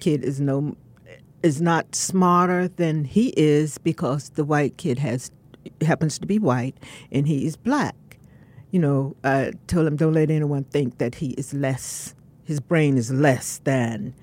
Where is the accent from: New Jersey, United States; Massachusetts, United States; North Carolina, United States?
North Carolina, United States; Severn; also born or lived in Durham, North Carolina; I was born in Severn, North Carolina